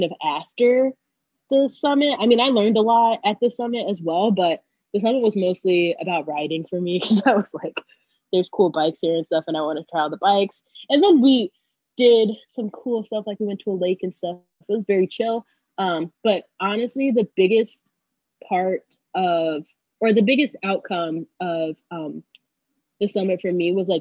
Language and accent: English; North Georgia, United States; now in Atlanta, United States; I am from, I would say, North Georgia.